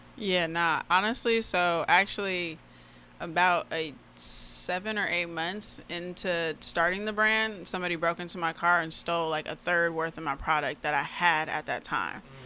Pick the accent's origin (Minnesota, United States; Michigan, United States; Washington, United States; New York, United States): Washington, United States; Federal Way; also born or lived in Oregon; I'm actually from Federal Way, Washington. Mm-hmm. Um, so that's you know that's where I grew up. Um, I was born in Oregon, but raised out here. You know, moved out here when I was four